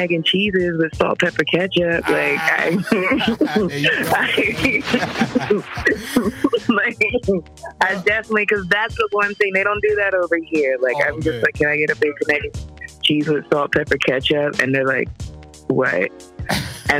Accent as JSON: {"language": "English", "town": "Philadelphia", "region": "Pennsylvania", "country": "United States", "also_born_or_lived": "Jamaica (ancestry)", "moved": "yes", "lives_now": "West Coast, United States", "said": "I'm from Philly"}